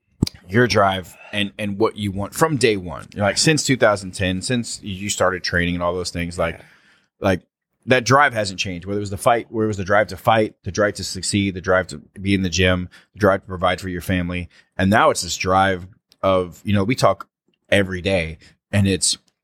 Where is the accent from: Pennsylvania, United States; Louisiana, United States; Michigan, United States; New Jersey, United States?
Louisiana, United States; New Orleans; 6-26, we're in my hometown, baby. We're in New Orleans.